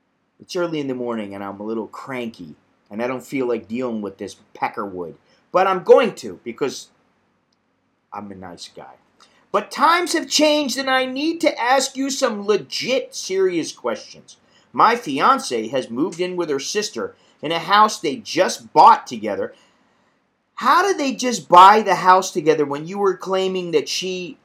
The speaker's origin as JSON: {"language": "English", "country": "United States", "moved": "yes", "lives_now": "Bangkok, Thailand", "said": "I'm an American in Bangkok"}